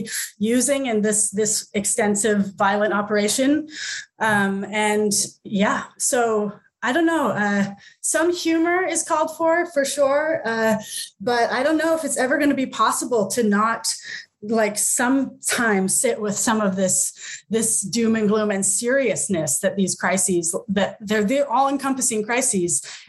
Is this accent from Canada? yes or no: yes; Canada; I'm Canadian and half Norwegian, and so I'm from these two like major oil exporting, you know, techno extractionist countries